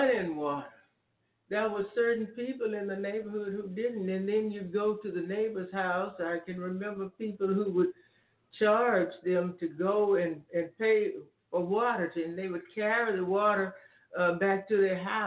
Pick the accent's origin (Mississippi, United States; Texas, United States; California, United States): Texas, United States; Bryan; my neighborhood growing up in Bryan, Texas